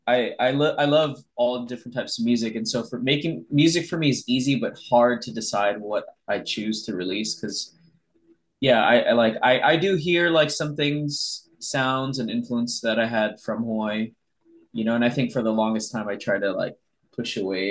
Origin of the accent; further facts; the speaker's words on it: Honolulu, Hawaii, United States; now in Los Angeles, United States; growing up in Hawaii